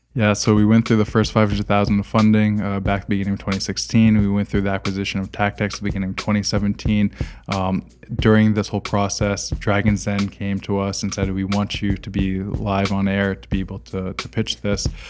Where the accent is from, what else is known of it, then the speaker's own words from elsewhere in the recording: United States; now in Montreal, Canada; I'm American